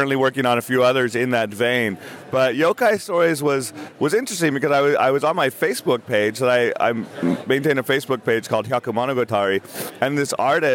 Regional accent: United States; I'm an American writer

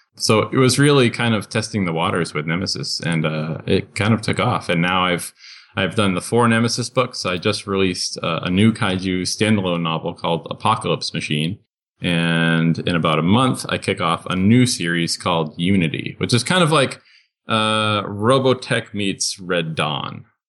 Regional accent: Boston, Massachusetts, United States; I grew up on Godzilla, watching Creature Double Feature on WLVI Channel 56 in Boston

